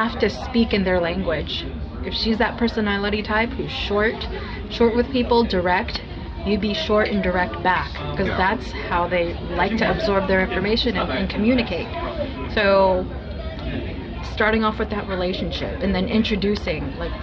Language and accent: English; White Center, Washington, United States; I'm from White Center. I grew up in the same house that I lived